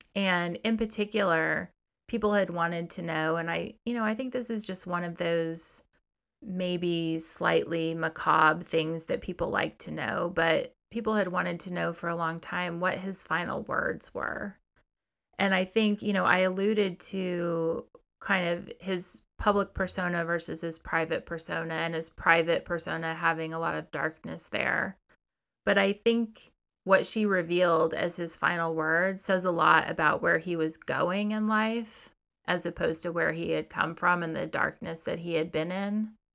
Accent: Missouri, United States; I grew up in Missouri, a kind of conservative place

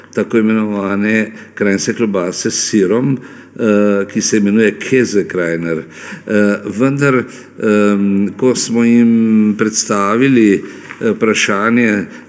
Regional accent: Slovenia

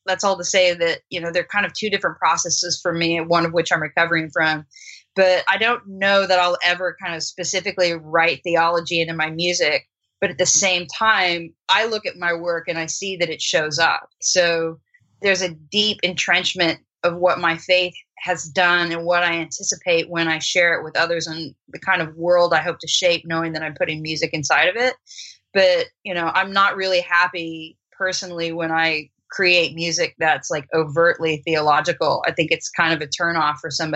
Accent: United States; first language English; also born or lived in Australia; as an American, my native tongue, right, is English

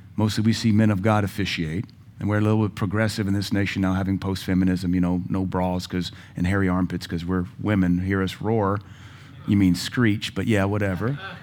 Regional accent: Louisiana, United States; also born or lived in West Coast; now in Cookeville, United States; Had friends that were Catholic growing up in Louisiana

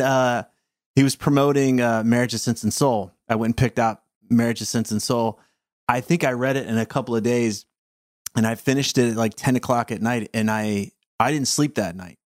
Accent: the South, United States; I was raised in the South

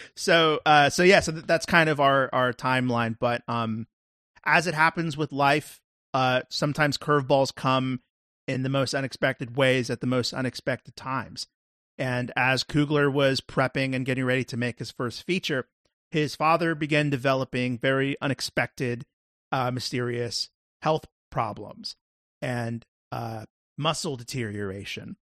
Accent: the South, United States; moved away; also born or lived in Chicago; I grew up in the South

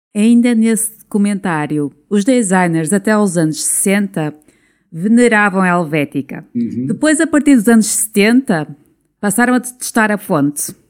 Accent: Esposende, Norte, Portugal; eu sou de Esposende.

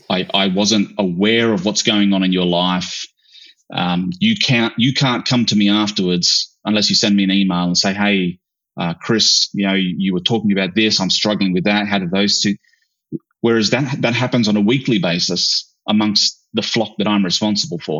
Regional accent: Australia; I grew up in in Australia, but I grew up in far north, like you know, the outback

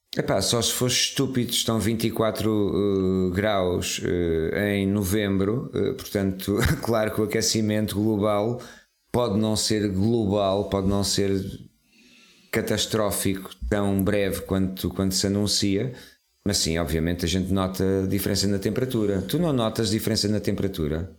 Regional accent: Serra da Estrela, Centro, Portugal; nasci na, na Serra da Estrela

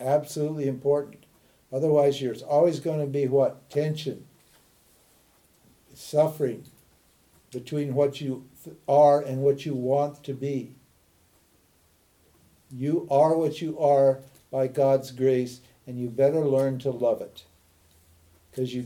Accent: Montana, United States; I'm a redneck from Montana

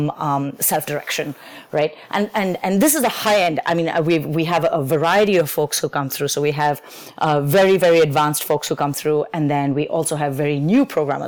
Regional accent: India; moved away as an adult; I grew up in India, and my entire schooling up to high school was very force-fed

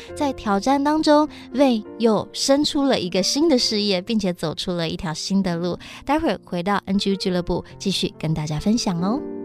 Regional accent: Taiwan; 我是来自台湾的客家人

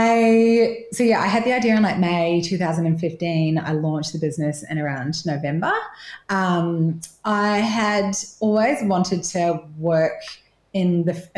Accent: New Zealand; moved away as an adult; now in Torquay, Australia; I'm originally from New Zealand, left there when I was 20, so sometimes you can hear my little twang when I say six and stuff.

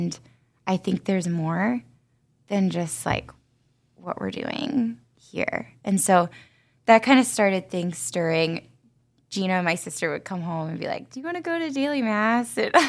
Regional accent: Fort Recovery, Ohio, United States; I'm from West Ohio, a really small town called Fort Recovery.

